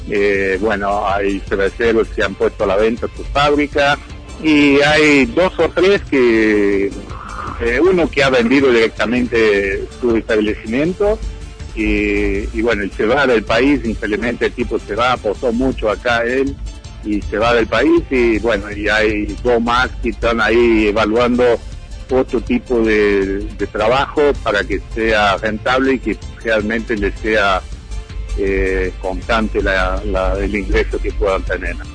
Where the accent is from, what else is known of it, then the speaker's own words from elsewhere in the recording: Brazil; born there; Bueno, yo tengo descendencia europea, soy hijo de alemanes y soy nacido en Brasil y siempre tengo mucho contacto con amigos en Alemania y también con cerveceros.